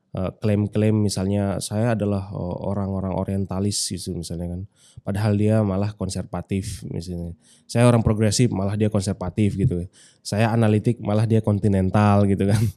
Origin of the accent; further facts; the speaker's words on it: Selong, West Nusa Tenggara, Indonesia; now in Yogyakarta, Indonesia; Kalau saya dari Selong, karena kita orang Lombok ini.